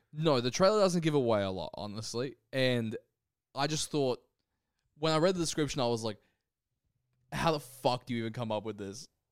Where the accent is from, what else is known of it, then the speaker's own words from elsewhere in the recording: Brisbane, Queensland, Australia; moved away; we're both from Brisbane. We're both Brisbane boys, and we want to check in with our home city every now and again.